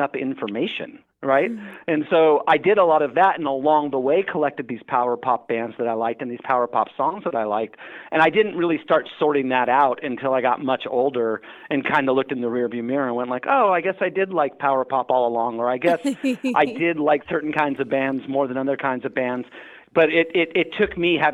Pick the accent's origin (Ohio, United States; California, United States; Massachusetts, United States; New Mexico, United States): California, United States; Redondo Beach, Hermosa Beach, Manhattan Beach area, Southern; Growing up in Southern California in the 80s, I grew up in the Redondo Beach, Hermosa Beach, Manhattan Beach area.